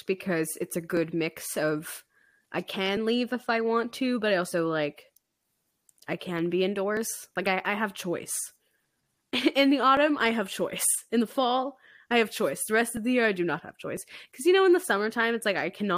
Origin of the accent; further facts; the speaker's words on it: Alberta, Canada; We're from Alberta. It's so cold.